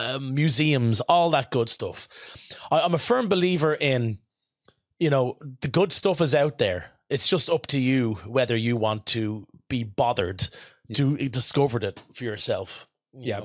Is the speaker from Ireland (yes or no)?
yes; Rush, Leinster, Ireland; when I was a kid, growing up in Rush, which is a very rural part